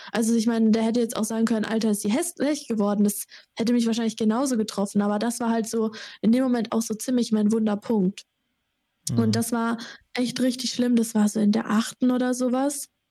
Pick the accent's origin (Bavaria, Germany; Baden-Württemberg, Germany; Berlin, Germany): Baden-Württemberg, Germany; Sandhausen; moved away as an adult; now in Erlangen, Germany; ich komme auch aus Sandhausen, Heidelberg